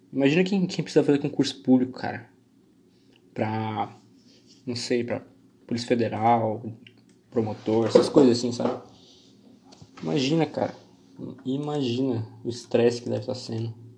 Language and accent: Portuguese; Joinville, Santa Catarina, Brazil; eu sou aqui de Santa Catarina.